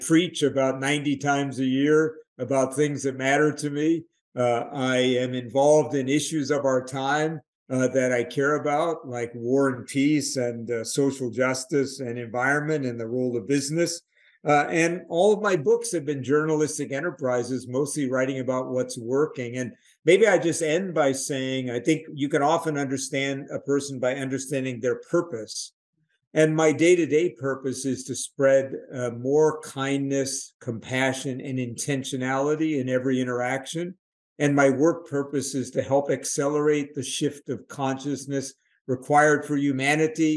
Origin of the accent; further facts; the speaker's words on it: New York City, New York, United States; I grew up in New York City